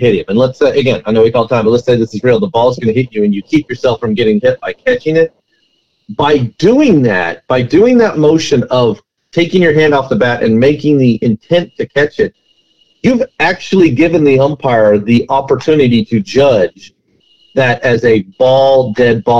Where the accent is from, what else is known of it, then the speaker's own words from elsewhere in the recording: United States; I'm an American